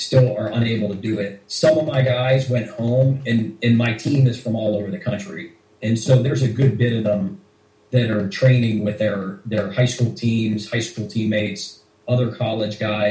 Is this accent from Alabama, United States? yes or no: no; Pittsburgh, Pennsylvania, United States; also born or lived in Oklahoma / Boston, Massachusetts; now in Washington, D.C., United States; I grew up in Pittsburgh, Pennsylvania. And where I'm from, pretty much everybody wrestled right out of the womb